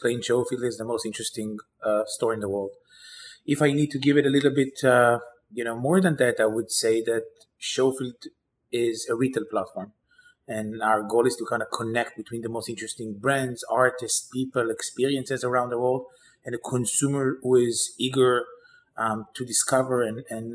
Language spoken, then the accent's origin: English; Israel; moved away as an adult; now in New York, United States; I grew up in Israel, always dreamt about kind of the day I'll come to New York